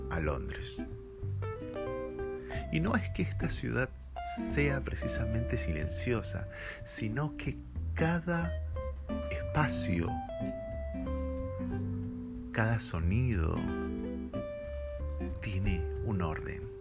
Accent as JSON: {"language": "Spanish", "region": "Lima", "country": "Peru", "tie": "born or raised there", "moved": "as an adult", "lives_now": "London, United Kingdom", "said": "Soy peruano, soy limeño. En el RIMAT viví gran parte de mi vida"}